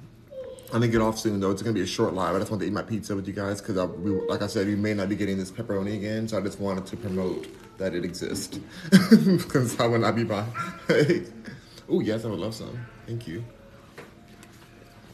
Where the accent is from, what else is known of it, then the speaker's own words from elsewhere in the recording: United States; I'm American